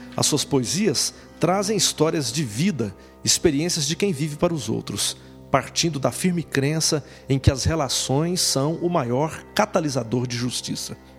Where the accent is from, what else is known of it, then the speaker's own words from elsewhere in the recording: Central-West Region of Brazil, Brazil; nossa região centro-oeste, de onde sou originário